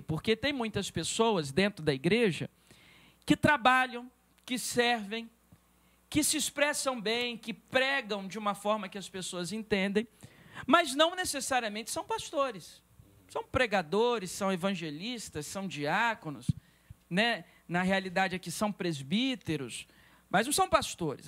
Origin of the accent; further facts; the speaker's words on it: Espírito Santo, Brazil; also born or lived in Governador Valadares, Minas Gerais; nasci em Minas Gerais, mas não morei naquele estado, apenas nasci, minha família precisou se mudar para o estado do Espírito Santo.